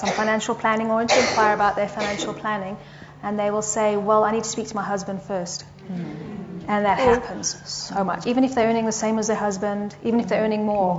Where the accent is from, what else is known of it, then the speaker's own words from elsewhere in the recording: England, United Kingdom; now in South Africa; As you can hear, I'm English, so it's slightly different to South Africans.